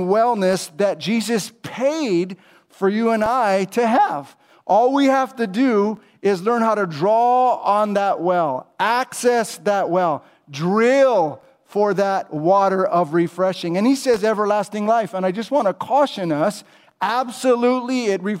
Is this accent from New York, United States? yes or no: no; California, United States; now in Charlotte, United States; I'm from California originally